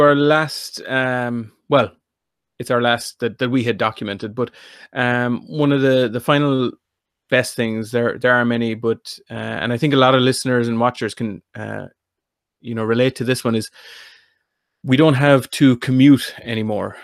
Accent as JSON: {"language": "English", "area": "North Kerry", "region": "Munster", "country": "Ireland", "said": "I'm from North Kerry."}